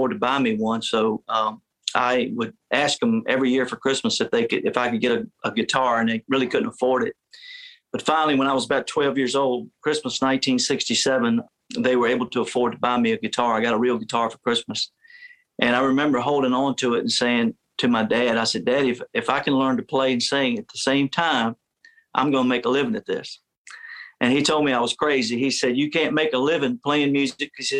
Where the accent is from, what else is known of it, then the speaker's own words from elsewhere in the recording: Virginia, United States; I grew up in Virginia